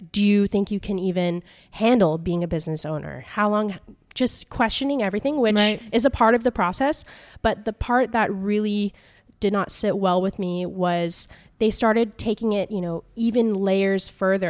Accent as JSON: {"language": "English", "region": "California", "country": "United States", "tie": "born or raised there", "also_born_or_lived": "New York", "moved": "as an adult", "lives_now": "Paris, France", "said": "I grew up in California"}